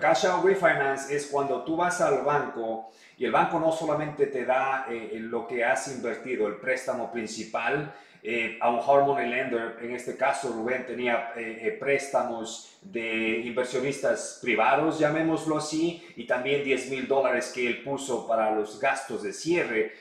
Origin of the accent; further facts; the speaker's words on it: Ecuador; moved away; hablo español, soy ecuatoriano, conozco la, la comunidad